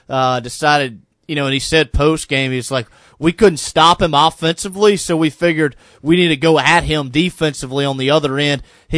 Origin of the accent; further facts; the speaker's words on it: Shreveport, Louisiana, United States; I'm not from Baton Rouge. I'm from Shreveport.